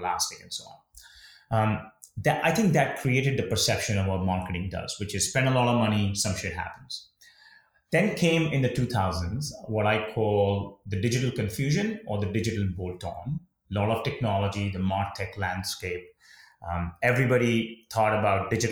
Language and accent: English; India; moved away; when I was young and a kid growing up in India